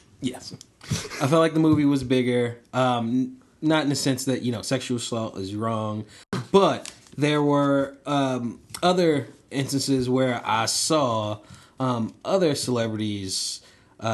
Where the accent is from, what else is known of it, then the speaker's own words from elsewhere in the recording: Baltimore, Maryland, United States; also born or lived in Indiana; I'm from Baltimore. Attended Indiana University, came home